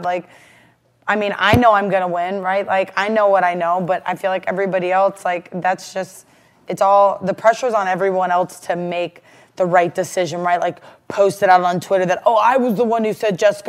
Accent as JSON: {"language": "English", "town": "Rootstown", "region": "Ohio", "country": "United States", "also_born_or_lived": "Akron, Ohio / Cleveland, Ohio", "said": "I'm from Ohio. I'm from Rootstown is really where I'm from, and I know you guys probably have no idea where that's originally from, but it's a suburb of Akron"}